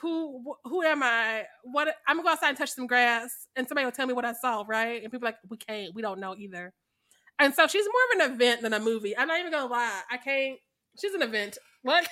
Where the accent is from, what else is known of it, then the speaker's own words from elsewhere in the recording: Missouri, United States; I am from Missouri